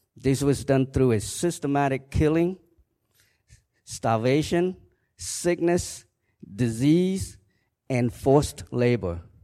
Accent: Kampong Cham, Cambodia; moved away; I was born in Cambodia in nineteen sixty-four in a small village in Kampongcham province.

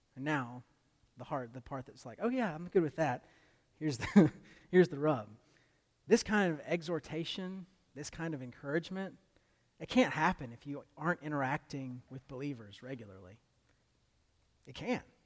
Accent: United States; as American Christians

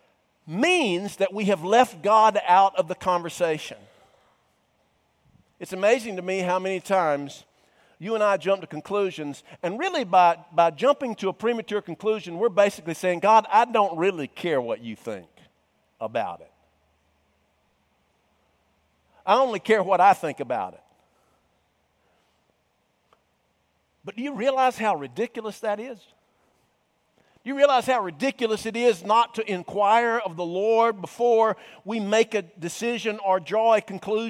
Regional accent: Cumming, Georgia, United States; I was raised in the North Georgia mountains. He knew that I was a native of Cumming

